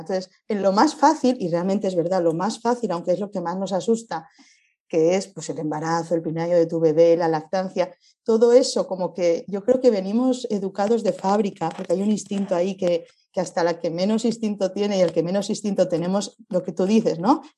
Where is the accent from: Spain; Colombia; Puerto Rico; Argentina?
Spain; venimos de España, estamos viajando